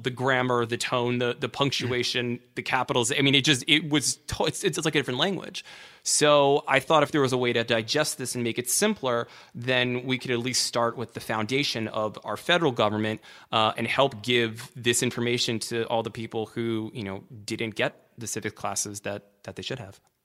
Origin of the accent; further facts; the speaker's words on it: Washington, District of Columbia, United States; I grew up in Washington, D C